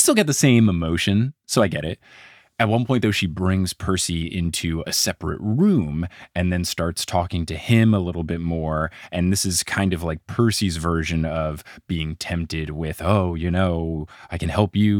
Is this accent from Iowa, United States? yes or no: no; Trenton, New Jersey, United States; also born or lived in Seattle; now in New York, United States; the Trenton Times, my beloved newspaper from my hometown